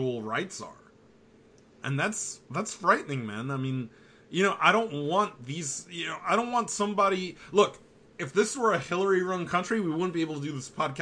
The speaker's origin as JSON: {"language": "English", "country": "United States", "said": "As an American"}